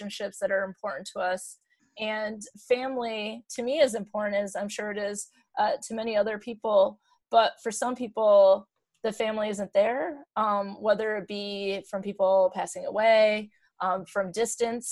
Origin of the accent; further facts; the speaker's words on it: Michigan, United States; we're from Michigan